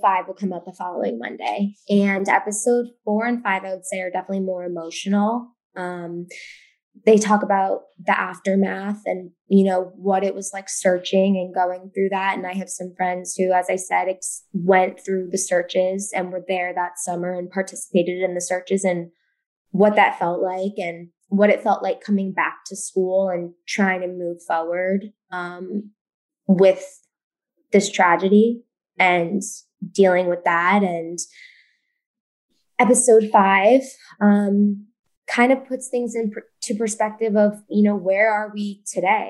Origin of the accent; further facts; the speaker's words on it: New York City, New York, United States; growing up in New York City, I know the school that I attended, you know, made us take self-defense classes in fourth grade, sixth grade, and eighth grade